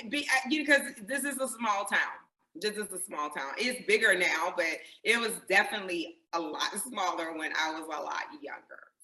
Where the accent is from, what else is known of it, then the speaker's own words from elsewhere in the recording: Greenwood, South Carolina, United States; I grew up uh, right here in, in Greenwood, South Carolina, in the South